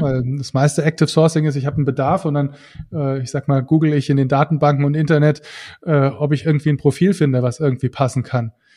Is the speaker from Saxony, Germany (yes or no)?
no; Saarland, Germany; als Saarländer